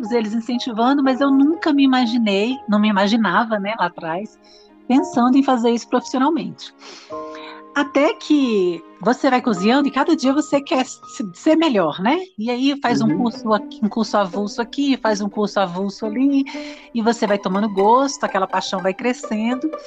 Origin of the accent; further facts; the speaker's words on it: Brasília, Federal District, Brazil; also born or lived in São Paulo; Sou de Brasília eu estava cursando no IESB. É uma faculdade bem conceituada em Brasília, bem respeitada.